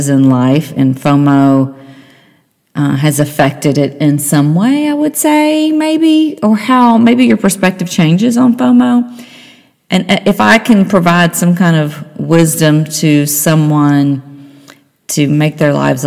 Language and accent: English; Nashville, Tennessee, United States; now in Cincinnati, United States; I'm from Nashville. That's where my mother and sister live